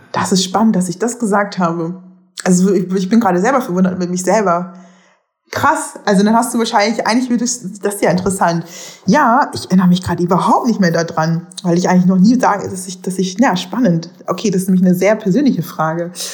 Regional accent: Germany; moved away as an adult; also born or lived in Netherlands; ich bin genauso in Deutschland aufgewachsen

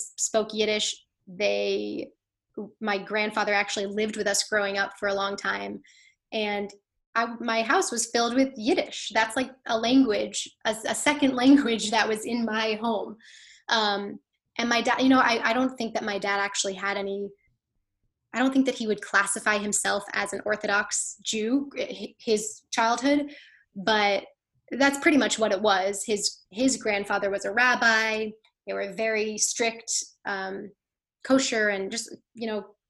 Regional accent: Connecticut, United States; moved away as an adult; now in New York City, United States; my town, I'm from Connecticut, the town where I grew up

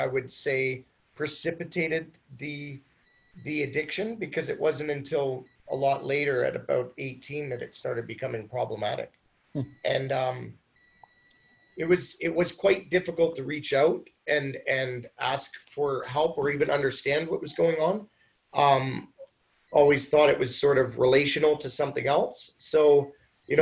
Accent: Ontario, Canada; moved away as an adult; also born or lived in Mexico / South America; now in Vancouver, Canada; I'm not even from here. I grew up in Ontario

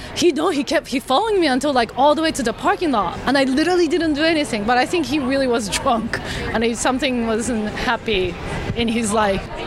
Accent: Japan; I'm from Japan

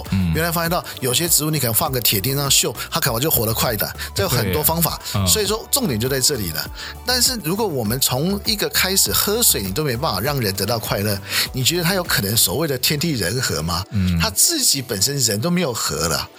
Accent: China; 非常有帮助，尤其特别是我们中国人啊、呃，这么讲，我自己也有这个问题

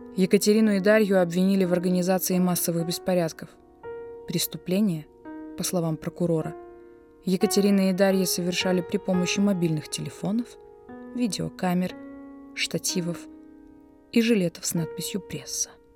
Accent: Belarus; мы все, белорусы, настоящие белорусы

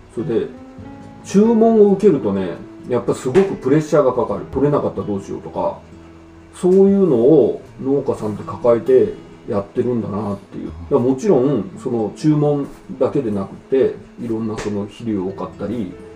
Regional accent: Yokohama, Kanagawa, Japan; accent: Kansai dialect (spoken at home); moved away as an adult; also born or lived in Osaka / Mie; now in Furano, Japan; 僕は、まあ、大阪府生まれで横浜育ちなんですけど、うん、実家三重県なんですよで大阪府で生まれて2歳の時に三重県に引っ越してで小学校2年まで三重県にいてそれ母方の方なんです、うん、ででそこから横浜に移って、横浜で12年ぐらい住んでる

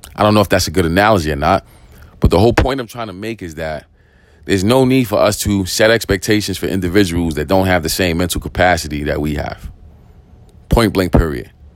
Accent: New York City, New York, United States; I grew up in East New York. I grew up in the projects

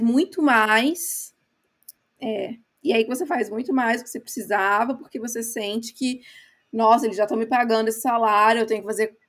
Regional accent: Brazil; moved away as an adult; also born or lived in England; now in United Kingdom; Eu sou brasileira

